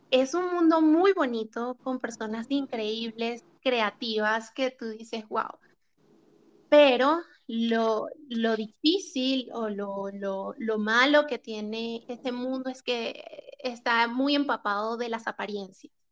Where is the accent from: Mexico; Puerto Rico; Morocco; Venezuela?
Venezuela; now in Chile; Luego, el otro como acontecimiento fue cuando me mudé de Venezuela a Chile y me enfrenté a la realidad de que tenía que meter prácticamente mi vida en dos maletas.